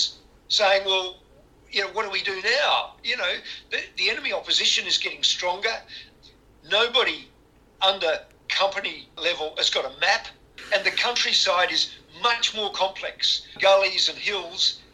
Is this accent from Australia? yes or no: yes; Western Australia, Australia; my home state, Western Australia